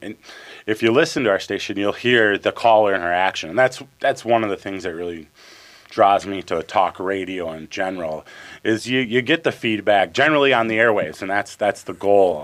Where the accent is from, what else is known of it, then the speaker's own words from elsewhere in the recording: White Bear Lake, Minnesota, United States; I grew up in White Bear Lake, so in the Twin Cities here, um, in the East Metro with a mom, dad, and a brother